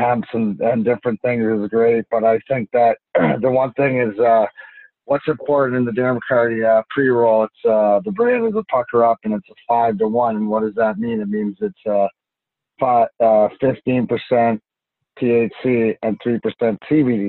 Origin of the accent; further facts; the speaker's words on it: Canada; I'm Canadian